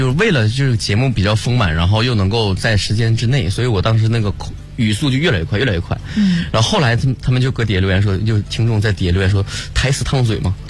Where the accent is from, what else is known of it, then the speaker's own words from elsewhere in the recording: Northeast China, China; accent: Northeastern; 一开始的时候就是东北口音很严重，但是现在虽然有点改进，但是还是不经意间就露出来了。